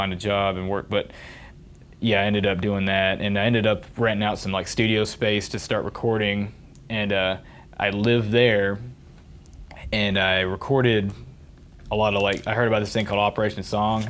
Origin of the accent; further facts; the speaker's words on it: near Murfreesboro, Tennessee, United States; MTSU right here, close to my hometown